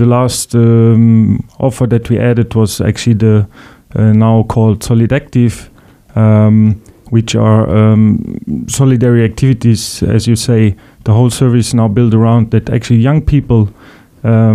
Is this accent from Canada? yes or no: no; Luxembourg; also born or lived in Vienna, Austria; I'm originally from Luxembourg